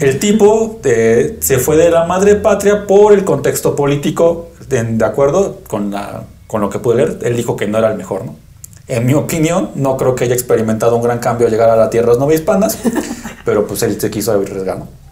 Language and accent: Spanish; Mexico City, Mexico; Yo soy capitalino